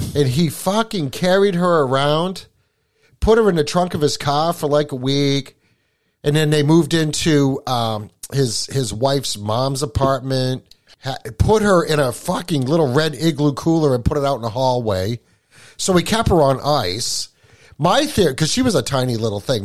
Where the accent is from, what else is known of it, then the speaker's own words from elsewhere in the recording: Appalachia, United States; now in New Hampshire, United States; I was born in Appalachia